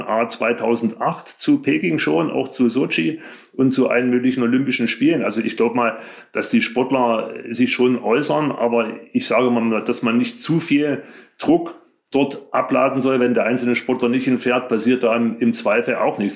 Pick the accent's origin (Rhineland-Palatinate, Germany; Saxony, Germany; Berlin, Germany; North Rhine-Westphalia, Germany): Saxony, Germany; Leipzig; Ich bin in der DDR groß geworden